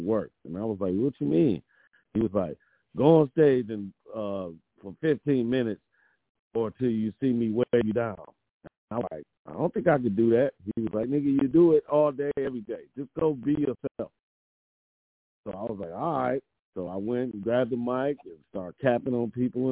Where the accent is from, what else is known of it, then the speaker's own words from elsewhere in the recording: Detroit, Michigan, United States; moved away as an adult; also born or lived in New York; now in Los Angeles, United States; growing up in Detroit and then all my family is in New York, so I would go back